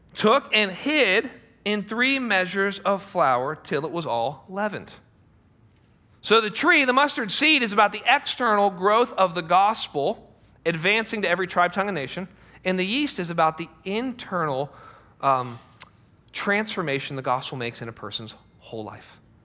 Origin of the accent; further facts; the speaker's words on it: United States; we're American